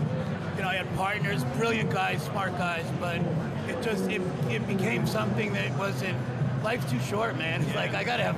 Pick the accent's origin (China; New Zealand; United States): United States; New York; I grew up in New York